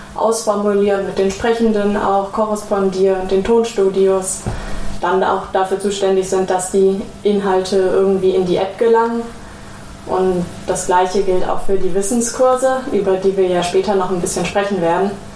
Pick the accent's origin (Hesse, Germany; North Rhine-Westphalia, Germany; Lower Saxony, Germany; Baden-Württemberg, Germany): North Rhine-Westphalia, Germany; Ruhr area; Ich bin zwar im Pott aufgewachsen